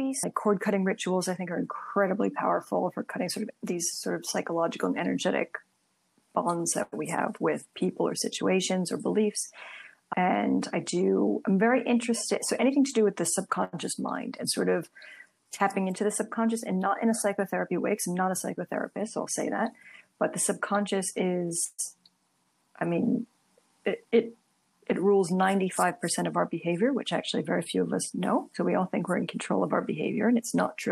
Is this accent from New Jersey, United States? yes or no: yes; Princeton, New Jersey, United States; moved away as an adult; now in London, United Kingdom; I'm from Princeton, New Jersey originally, but I've lived in London for over 13 years now